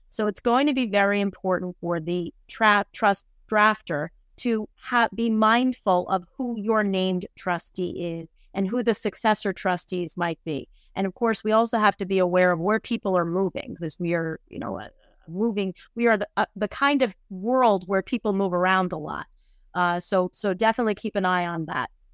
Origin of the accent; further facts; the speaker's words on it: New Jersey, United States; my home state of New Jersey